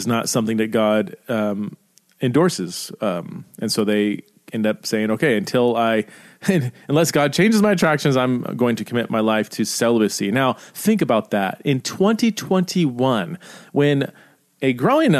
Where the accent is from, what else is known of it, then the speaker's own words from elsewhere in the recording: Idaho, United States; I could say I am an American. I am an Idahoan. I live in Idaho.